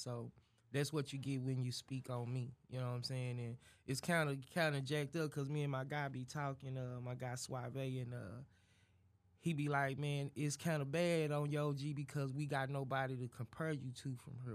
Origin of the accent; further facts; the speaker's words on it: Dallas, Texas, United States; I'm from Dallas. Dallas, Fort Worth, West Dallas, to be exact, but yeah, D Town